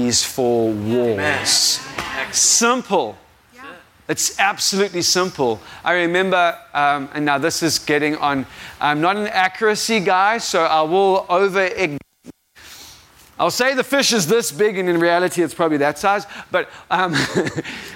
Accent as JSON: {"language": "English", "country": "South Africa", "said": "If you didn't realize, I am not from America. I am 100% South African."}